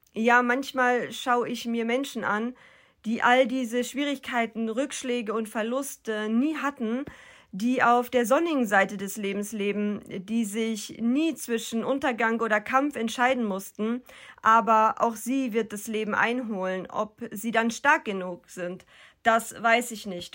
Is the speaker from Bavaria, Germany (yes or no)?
no; North Rhine-Westphalia, Germany; Aufgewachsen bin ich in Nordrhein-Westfalen